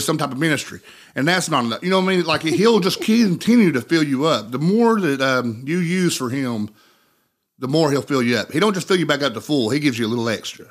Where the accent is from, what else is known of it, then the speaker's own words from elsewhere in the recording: Cold Creek, United States; living in Monroe County, for me, that's where I'm from. I was born and raised in Cold Creek